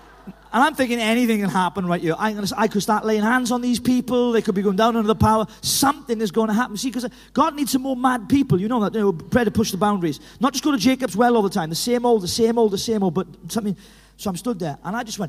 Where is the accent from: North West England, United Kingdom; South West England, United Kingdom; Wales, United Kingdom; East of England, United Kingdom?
Wales, United Kingdom; Llanelli; You're checking that I am Welsh. Do you think this accent is put on, do you? I'm from Llanelli. You can't get more Welsh than that.